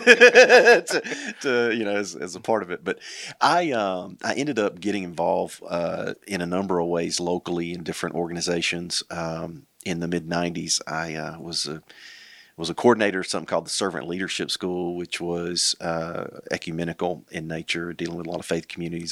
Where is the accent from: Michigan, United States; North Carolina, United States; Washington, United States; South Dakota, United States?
North Carolina, United States; Burgaw; moved away as an adult; now in Greensboro, United States; I grew up in Pender County in southeastern North Carolina